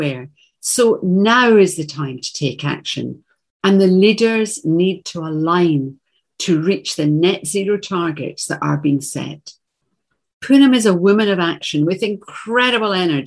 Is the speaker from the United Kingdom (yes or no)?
yes; Glasgow, Scotland, United Kingdom; Russell is a short, broad Glaswegian from my hometown